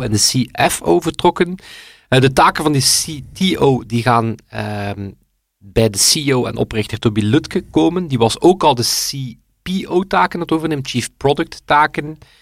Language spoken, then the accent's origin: Dutch; West Flanders, Belgium; klein West-Vlaams dorp, opgeroeid